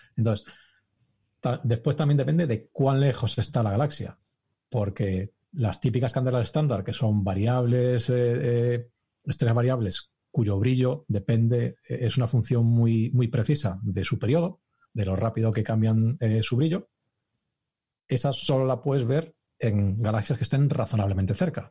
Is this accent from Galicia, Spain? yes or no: yes; Galicia, Spain; now in Cambridge, United Kingdom; yo que soy gallego